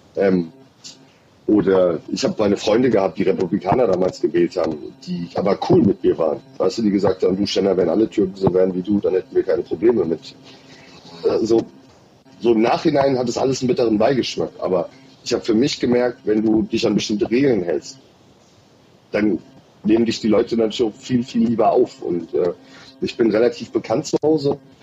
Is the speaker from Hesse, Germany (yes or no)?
yes; Odenwald, Hesse, Germany; now in Berlin, Germany; ich bin, wie gesagt, im Odenwald aufgewachsen